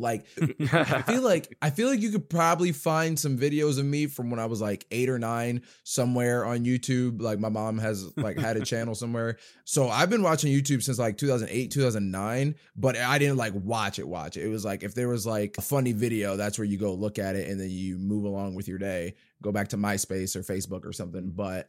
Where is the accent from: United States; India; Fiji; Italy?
United States; Jersey City, New Jersey; born there; also born or lived in California / Georgia; now in Dayton, United States; Well, I was born in Jersey City, New Jersey, but I bounced around different states. I've lived in California. I lived in Georgia. I went back to New Jersey, but now I live in Dayton, Ohio